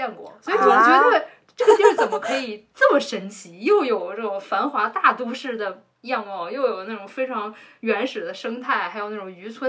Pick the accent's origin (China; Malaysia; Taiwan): China; Beijing; moved away as an adult; also born or lived in Hong Kong; 在我长到二十四岁之前，我一直都生活在北京。